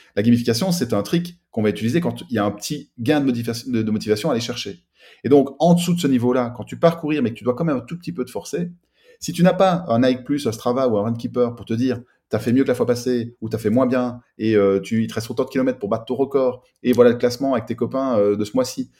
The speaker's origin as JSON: {"language": "French", "country": "Belgium", "also_born_or_lived": "Liège / south of France", "said": "je vis à cheval entre le sud de la France et la Belgique, puisque je suis belge et que mes sociétés sont en Belgique"}